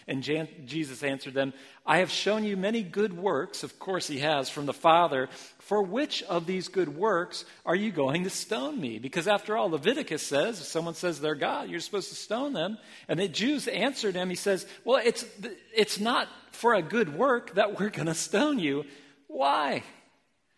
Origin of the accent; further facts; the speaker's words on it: Ohio, United States; moved away as an adult; also born or lived in Philippines; now in Portland, United States; I was raised in Ohio